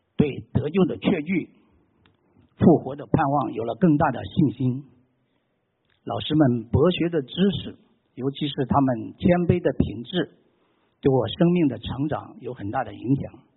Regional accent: China; moved away as an adult; also born or lived in Boulder, Colorado; now in United States; 我出生在大陆一个无神论的环境

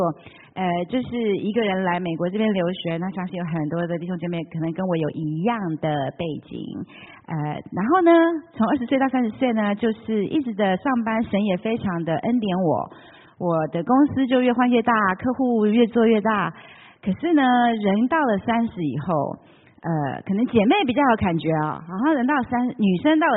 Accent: Taiwan; moved away as an adult; also born or lived in Taipei; now in United States; 虽然我在台湾长大

